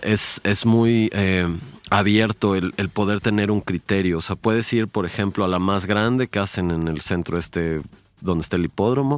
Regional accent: Mexico; en mi país, México

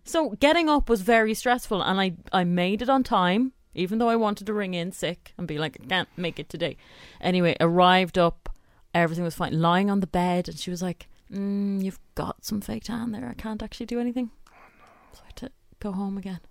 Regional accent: Ireland; I'm too Irish to actually speak up

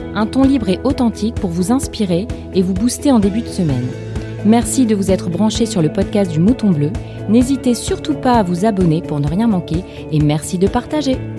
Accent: Lille, Hauts-de-France, France; Je suis lilloise

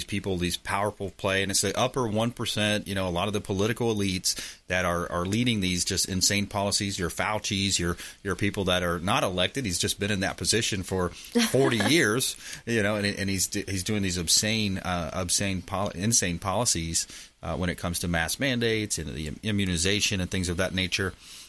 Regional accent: South Florida, United States; I was from South Florida and the heat and the cold was just a big contrast

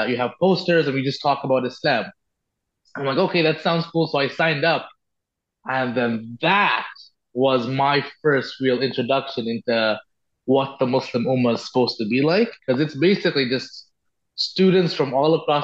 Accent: Bangkok, Thailand; moved away as an adult; now in Ottawa, Canada; I grew up in Bangkok, and I never liked the big city.

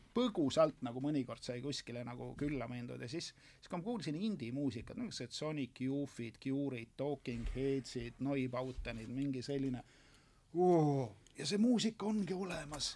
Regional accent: a village near Rakvere, Lääne-Viru County, Estonia; maal elasin talus energiakolhoosis Tammikualuse külas Rakvere külje all

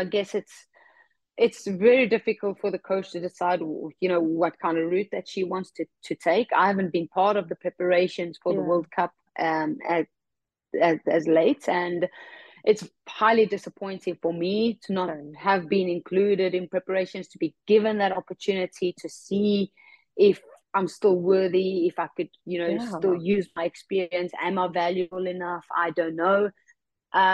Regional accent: South Africa; Whether that is retiring in South Africa, that is something that I would like to do in my home country.

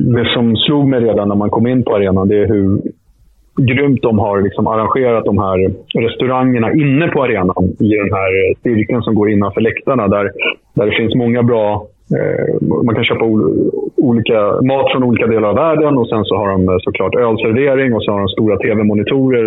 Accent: Sweden; also born or lived in Stockholm; här hemma i Sverige

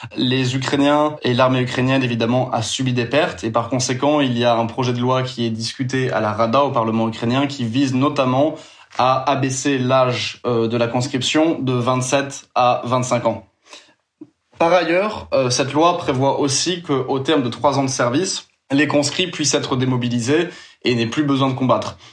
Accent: France; moi en tant que Français

